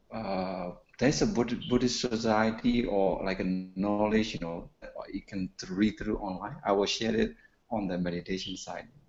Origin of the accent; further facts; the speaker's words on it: Myanmar; now in London, United Kingdom; I originally I am from Burma. Mm, I'm Burmese, but I live in, in London now.